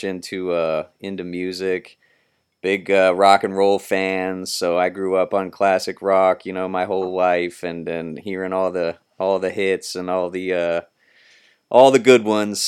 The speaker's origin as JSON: {"language": "English", "town": "Columbus", "region": "Ohio", "country": "United States", "tie": "born or raised there", "said": "Columbus, Ohio, born and raised. Pretty much been living in the Columbus area my entire life"}